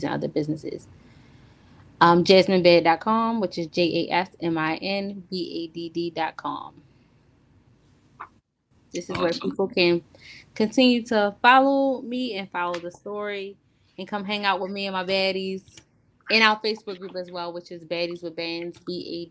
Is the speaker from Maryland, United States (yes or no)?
yes; Baltimore, Maryland, United States; I came from West Baltimore, in the city, in the hood